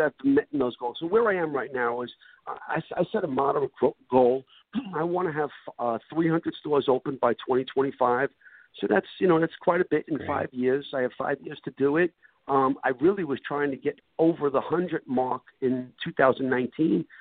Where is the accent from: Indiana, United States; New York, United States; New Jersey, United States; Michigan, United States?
New York, United States; New York City; moved away as an adult; now in Florida, United States; I bought a one-way ticket to Florida from Brooklyn, New York